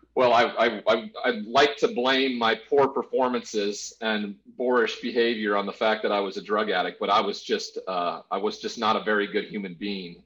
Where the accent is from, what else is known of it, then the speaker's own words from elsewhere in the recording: Great Falls, Montana, United States; I grew up in a small town in uh, in Montana called Great Falls